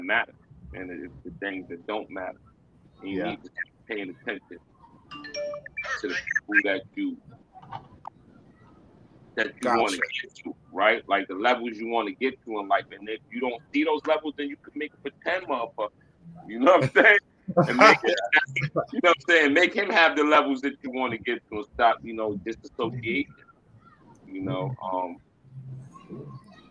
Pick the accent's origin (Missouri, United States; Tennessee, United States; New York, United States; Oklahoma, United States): New York, United States; New York City; I'm from New York City.